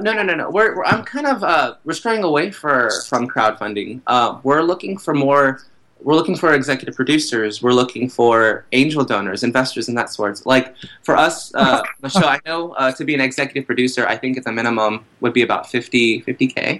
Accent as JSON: {"language": "English", "region": "Texas", "country": "United States", "also_born_or_lived": "Brooklyn, New York", "moved": "as an adult", "lives_now": "New York City, United States", "said": "I'm from Texas"}